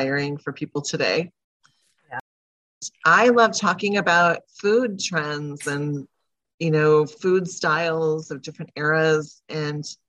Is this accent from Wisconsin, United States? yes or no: yes; Wausau, Wisconsin, United States; also born or lived in Merrill, Wisconsin; we moved about 30 minutes away to Wausau